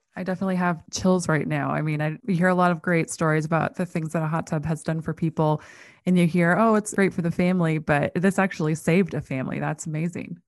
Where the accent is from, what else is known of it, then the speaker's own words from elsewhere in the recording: North Dakota, United States; I grew up in North Dakota